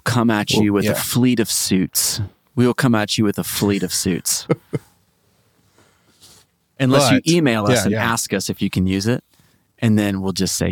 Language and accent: English; Great Plains, United States; I'm from the Great Plains